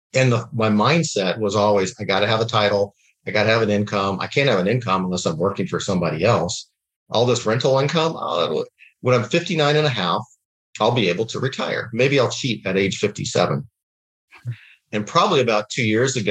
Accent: Dallas, Texas, United States; moved away as an adult; also born or lived in Washington, D.C.; now in Scottsdale, United States; I'm actually grew up in Dallas, Texas, through a family of entrepreneurs

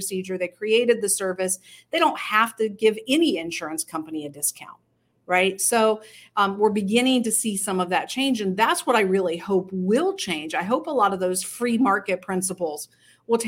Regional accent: United States; we as Americans

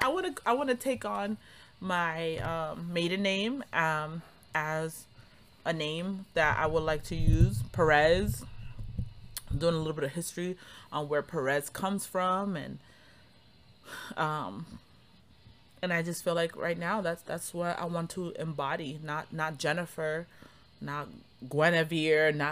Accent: Cambridge, Massachusetts, United States; moved away as an adult; now in Harrisonburg, United States; I grew up in Cambridge also

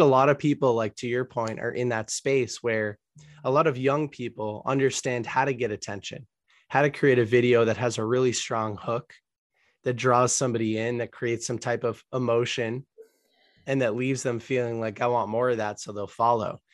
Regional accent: United States; also born or lived in Boston, Massachusetts area / Colombia; I was born in the United States

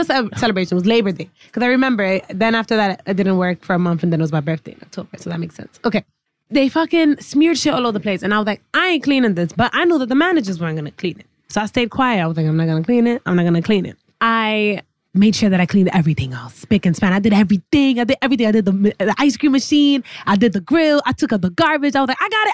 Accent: New York City, New York, United States; first language English; I was born here, born and raised in the Bronx.

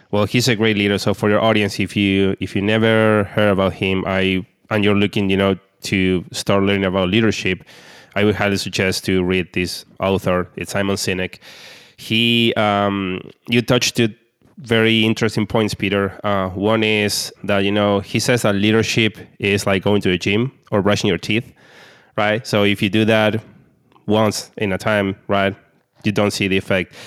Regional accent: Argentina; I'm from Argentina.

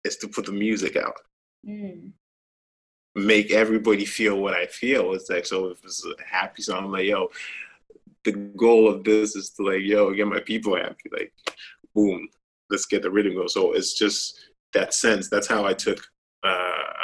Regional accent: Ghana; moved away as an adult; as a child growing up in Ghana

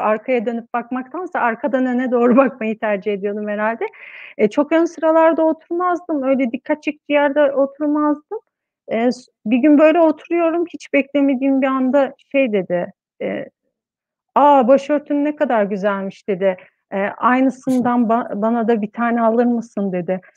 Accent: Istanbul, Turkey; moved away as an adult; also born or lived in Ankara; İstanbul'da doğdum, büyüdüm

